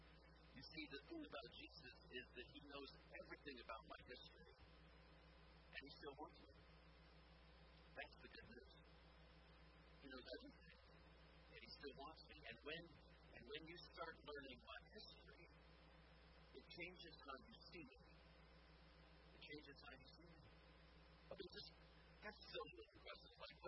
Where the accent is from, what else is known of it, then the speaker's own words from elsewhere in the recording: Alameda, California, United States; born there; I was born on March 17, 1942, in Alameda, California.